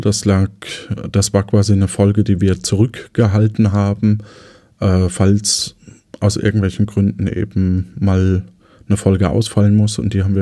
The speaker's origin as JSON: {"language": "German", "area": "Lower Franconia", "region": "Bavaria", "country": "Germany", "moved": "as an adult", "lives_now": "Cologne, Germany", "said": "wir als Unterfranken so ein bisschen verbindlicher sind in den Aussagen."}